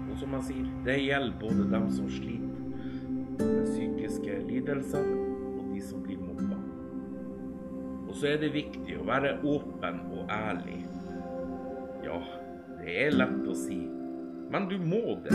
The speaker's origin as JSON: {"language": "Norwegian", "town": "Alta", "region": "Finnmark", "country": "Norway", "moved": "yes", "lives_now": "Tjeldsund, Norway", "said": "Jeg er opprinnelig fra Alta"}